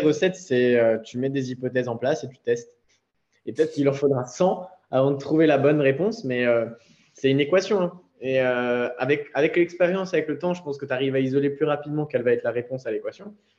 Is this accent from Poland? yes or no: no; Alsace, Grand Est, France; moved away as an adult; also born or lived in Nice; je suis rentré en Alsace, donc euh, dans ma terre natale